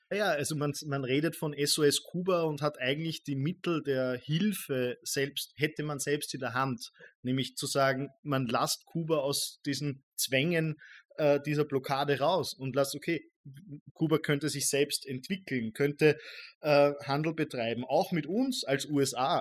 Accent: Austria; ich als Österreicher

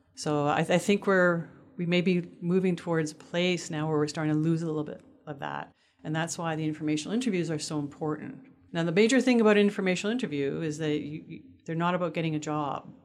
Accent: Montreal, Quebec, Canada; moved away; also born or lived in Toronto; I grew up in Montreal on the subways all the time with the buses

